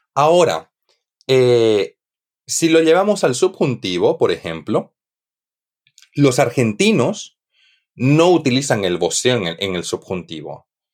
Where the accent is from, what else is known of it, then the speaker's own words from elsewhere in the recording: Santa Cruz de la Sierra, Santa Cruz, Bolivia; moved away as an adult; now in Spain; en Bolivia, de donde yo soy, yo soy de Santa Cruz de la Sierra, del este del país